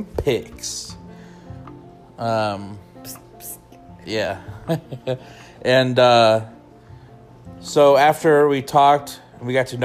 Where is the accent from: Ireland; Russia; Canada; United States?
United States; Detroit, Michigan; now in Colorado, United States; I'm from Detroit, Michigan.